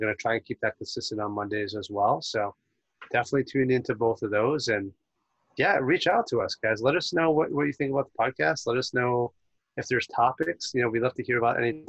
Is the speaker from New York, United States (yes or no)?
yes; New York, United States; I'm from New York